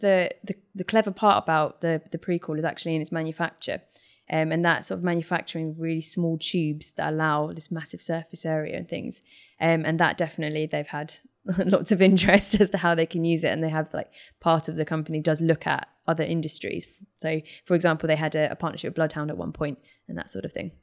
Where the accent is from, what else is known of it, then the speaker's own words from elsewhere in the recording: United Kingdom; being British